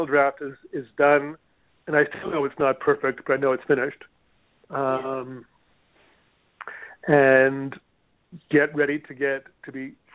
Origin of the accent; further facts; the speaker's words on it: Canada; also born or lived in Hawaii; now in United States; I'm Canadian, and I haven't had health insurance in this country